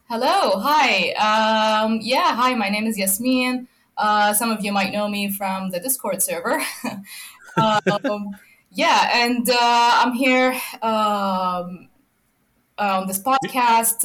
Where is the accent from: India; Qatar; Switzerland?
Qatar; moved away; I grew up in Qatar